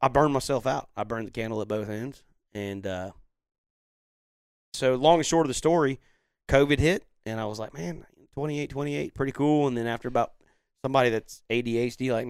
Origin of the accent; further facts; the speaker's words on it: Destin, Florida, United States; I grew up fishing in Destin